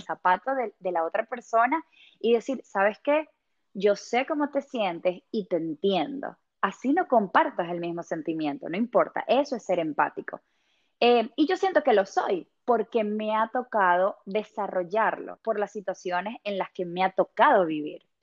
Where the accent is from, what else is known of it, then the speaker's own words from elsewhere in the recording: Venezuela; moved away as an adult; now in England, United Kingdom; yo soy venezolana